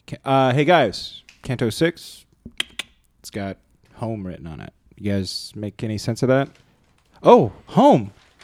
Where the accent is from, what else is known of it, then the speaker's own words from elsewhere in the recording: Canada; guys, I'm Canadian, but I know this about the United States.